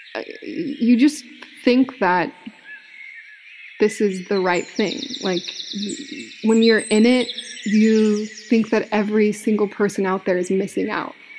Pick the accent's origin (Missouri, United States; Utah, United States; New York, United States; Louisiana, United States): Utah, United States; moved away; I was from Utah